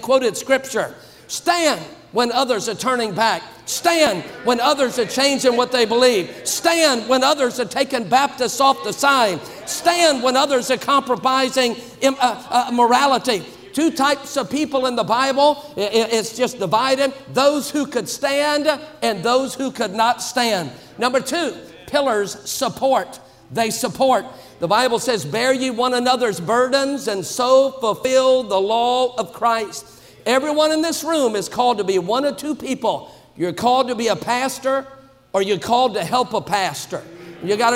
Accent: Baton Rouge, Louisiana, United States; I'm from Baton Rouge, Louisiana

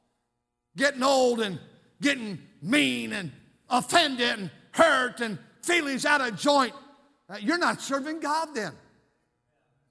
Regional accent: Fremont, United States; I grew up over here in Fremont.

